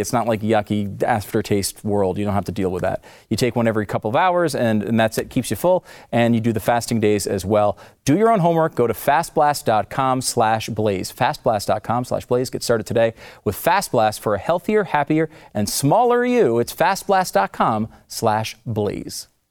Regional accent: Northeast, United States; now in Texas, United States; I'm from the Northeast, so I'm uh, not a Texas yeah. guy, but I love it here

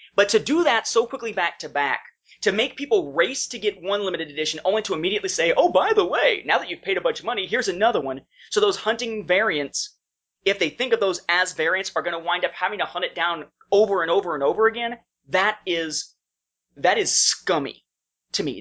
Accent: Evansville, Indiana, United States; moved away as an adult; now in Fairburn, United States; when I was in Evansville, Indiana, my hometown, I lived there uh, from the time I was born up until 2002

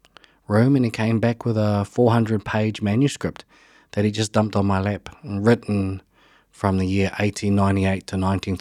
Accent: Levin, Manawatū-Whanganui, New Zealand; Yeah, and, I just grew up as a normal kid in Levin. So I grew up in the Horowhenua region and loved growing up.

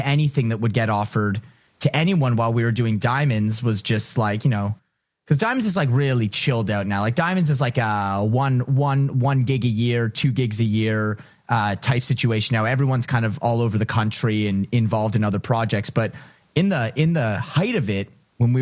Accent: Ottawa, Ontario, Canada; moved away as an adult; also born or lived in Toronto; I'm from Ottawa, so whether or not I wanted to learn French, I learned French

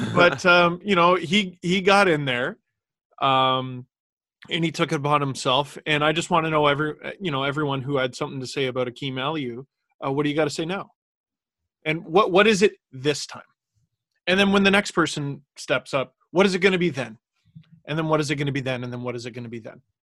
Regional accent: Toronto, Ontario, Canada; we grew up in Scarborough

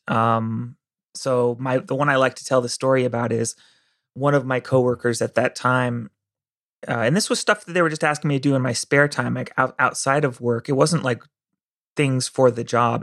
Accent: Santa Cruz, California, United States; I grew up in Santa Cruz

